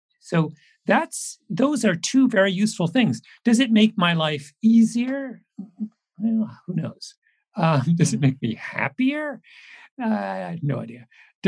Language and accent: English; Canada; also born or lived in England; Now, I will say I'm a Canadian, but I am an immigrant to Canada. So I have, I came from England when I was six.